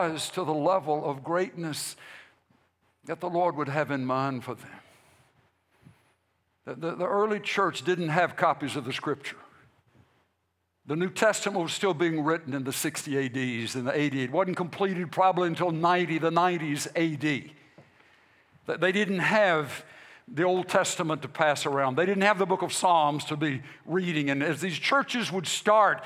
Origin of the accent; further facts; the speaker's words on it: United States; we as American Christians or Christians Americans